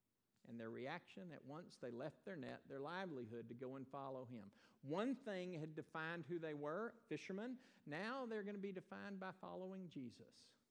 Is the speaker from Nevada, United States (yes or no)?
no; Texas, United States; also born or lived in Iowa; I'm a Texan, and that defines who I am. I wasn't born here, but I have grabbed that nomenclature for my own life. I got here about 15 months old.